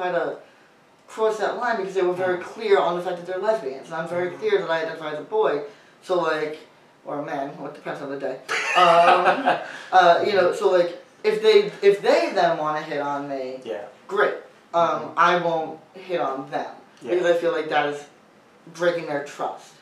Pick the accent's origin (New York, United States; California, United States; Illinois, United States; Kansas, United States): New York, United States; I grew up in New York